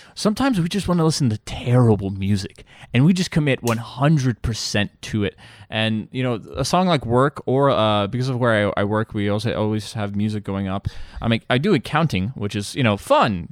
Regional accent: Bosnia & Herzegovina; moved away; I'm from Eastern Europe, Bosnia, to be, uh, exact.

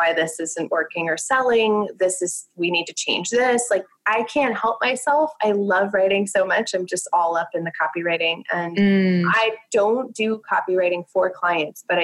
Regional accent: New Jersey, United States; I'm from New Jersey

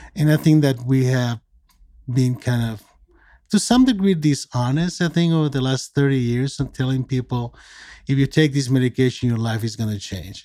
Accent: Mexico; moved away as an adult; also born or lived in California; I'm originally from Mexico. I was born and raised there from a Mexican father and American mother.

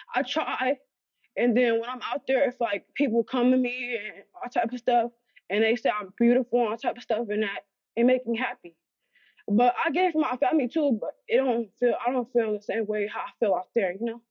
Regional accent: Los Angeles, California, United States; also born or lived in Alabama; I grew up in Los Angeles, California

